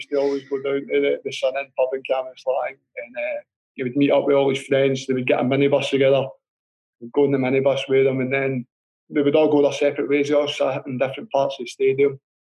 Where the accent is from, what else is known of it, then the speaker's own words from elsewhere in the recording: Rutherglen, Scotland, United Kingdom; I was born in Rutherglen